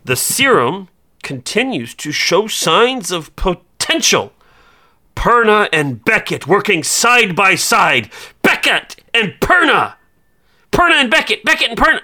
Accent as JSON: {"language": "English", "region": "Iowa", "country": "United States", "said": "I'm from Iowa"}